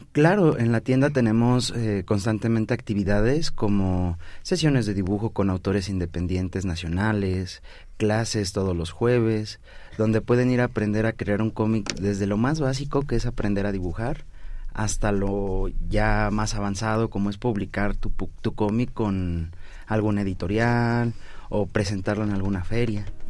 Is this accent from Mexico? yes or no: yes; Mexico; nosotros como mexicanos